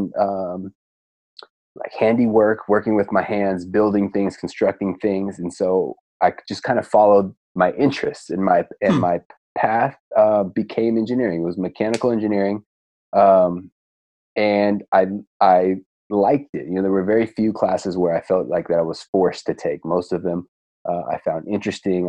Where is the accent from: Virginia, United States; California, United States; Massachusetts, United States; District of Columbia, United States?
California, United States; Stanford; moved away as an adult; now in San Diego, United States; I grew up in the Stanford area